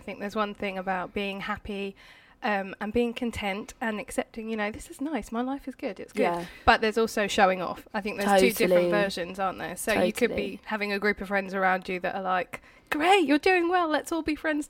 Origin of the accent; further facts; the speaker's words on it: United Kingdom; We're British